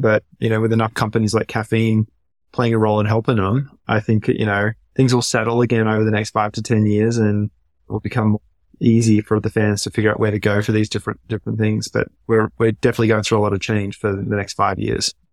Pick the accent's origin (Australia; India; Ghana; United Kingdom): Australia; moved away as an adult; also born or lived in San Francisco Bay Area; now in United States; growing up in Australia